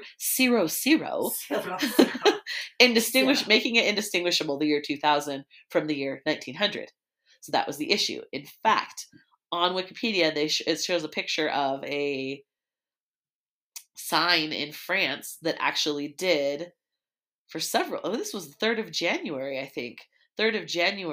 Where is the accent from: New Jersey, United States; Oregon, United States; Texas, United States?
Oregon, United States; I was from Oregon